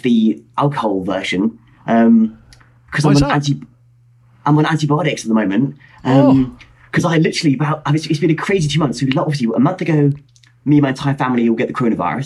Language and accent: English; Hertfordshire, East of England, United Kingdom; I'm from Hertfordshire, just north of London. I tell people I'm from London when I'm travelling, but really, I'm from Hertfordshire, which is not in London